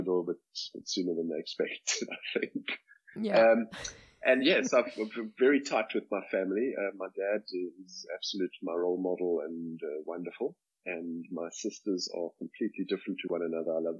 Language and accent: English; Cape Town, Western Cape, South Africa; I grew up in Cape Town, born and bred in Cape Town.